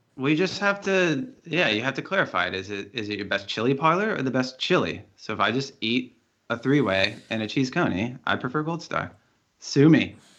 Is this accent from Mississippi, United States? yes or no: no; Cincinnati, Ohio, United States; moved away as an adult; now in New York, United States; I grew up in Cincinnati, went to school there, and I live in New York now